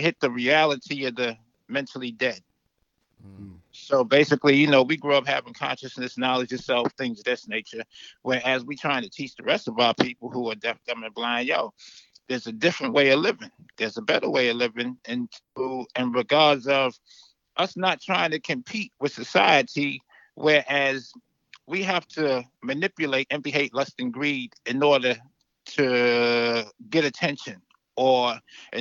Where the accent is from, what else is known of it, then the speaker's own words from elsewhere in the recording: New York City, New York, United States; now in the deep south, United States; I was from Brooklyn